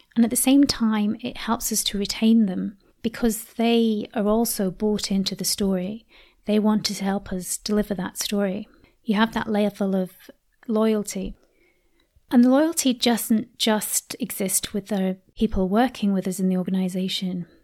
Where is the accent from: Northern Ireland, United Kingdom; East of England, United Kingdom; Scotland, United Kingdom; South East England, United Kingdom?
Scotland, United Kingdom; I was brought up in Scotland from the age of ten